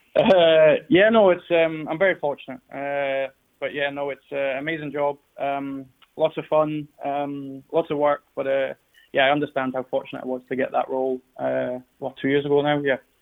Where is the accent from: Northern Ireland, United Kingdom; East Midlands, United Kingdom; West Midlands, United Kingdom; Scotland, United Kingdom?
Scotland, United Kingdom